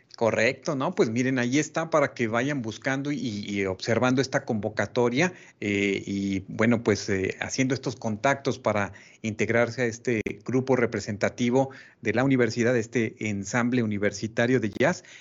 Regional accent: Mexico; como propios, como mexicanos

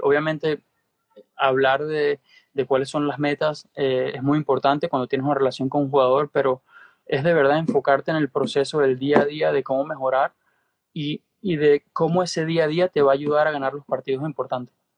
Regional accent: Venezuela; moved away; also born or lived in Spain / United States; siendo venezolano, como tú sabes, la ayuda eh, siempre vino de mi familia

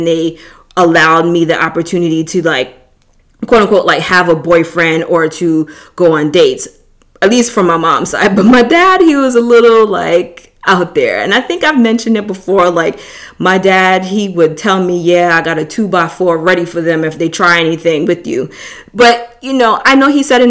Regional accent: New York City, New York, United States; moved away as an adult; I'm originally from New York. So when you've been born and raised in a city like

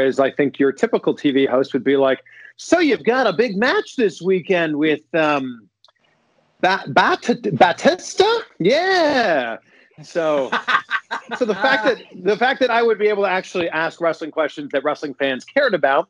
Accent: Toronto, Ontario, Canada; moved away as an adult; also born or lived in Cleveland, Ohio / Miami, Florida / Cincinnati area, Ohio; now in Cincinnati, United States; I am from Toronto. I've been in the States for the last 10 years.

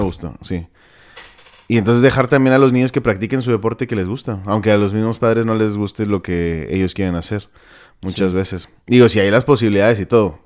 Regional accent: Mexico; todos somos mexicanos

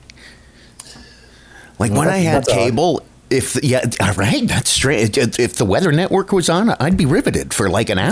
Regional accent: Niagara Falls, Ontario, Canada; I grew up in Niagara Falls

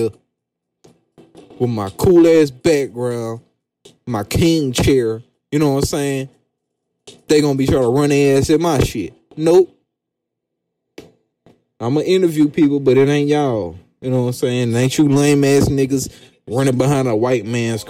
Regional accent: the South, United States; I'm from the South

